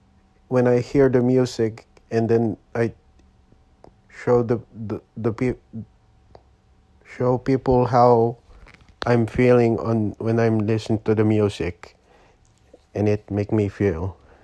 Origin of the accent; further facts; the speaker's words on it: Quezon City, Metro Manila, Philippines; English is a second language; now in Oakland, United States; I'm born and raised in Quezon City, Philippines. And I come here to live. I'm live here now in Oakland, California. United States of America.